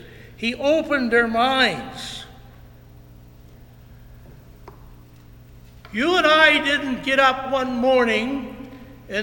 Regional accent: Beaver Dam, United States; moved away; A little town of 15, 16,000 people, like my hometown, Beaver Dam.

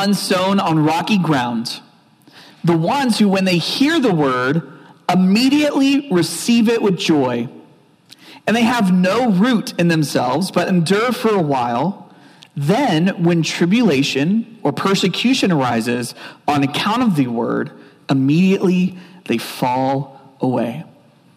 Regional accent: Oklahoma, United States; I grew up in Oklahoma

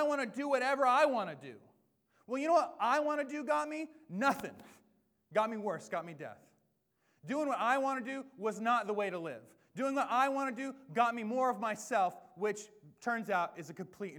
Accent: the Northwest, Pacific Northwest, United States; I am born and bred in the Northwest

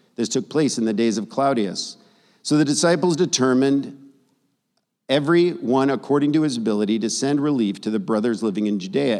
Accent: San Jose, California, United States; also born or lived in New York; when we moved, um, at, at, I, age of ten, I moved from New York to San Jose, California

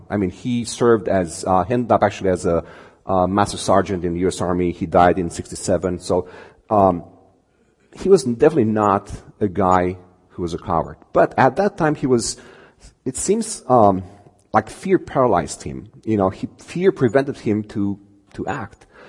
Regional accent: Romania; English is a second language; moved away as an adult; I come from Romania. Um, I've been here uh, less than two years. It'll be tw- two years in, uh, in, on the 29th of this month. Um, grew up there

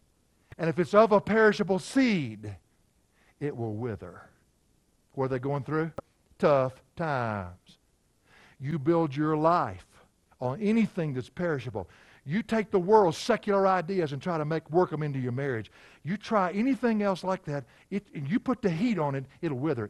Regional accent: Virginia, United States; moved away as an adult; I'm from Virginia, and they have dogwoods lining the streets, pink and white dogwoods

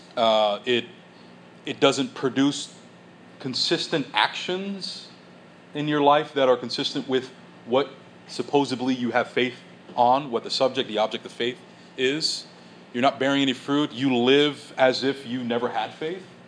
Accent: United States

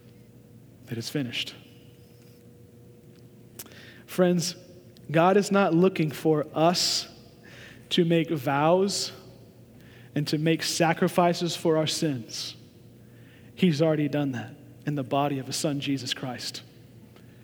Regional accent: Oklahoma, United States; moved away; I was born and raised in Oklahoma

